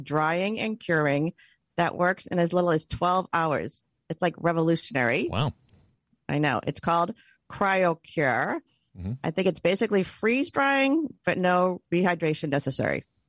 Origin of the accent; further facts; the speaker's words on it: Boston, Massachusetts, United States; we're really from Boston